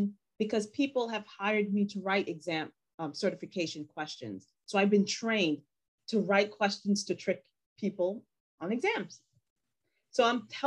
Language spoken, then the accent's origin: English; New York, United States; English is a second language; I'm from New York